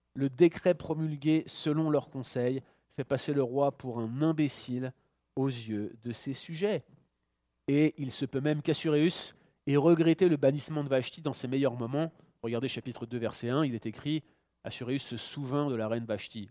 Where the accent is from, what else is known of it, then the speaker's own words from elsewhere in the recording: France; now in Canada; je suis Français, je suis résident ici en tant que Français au Canada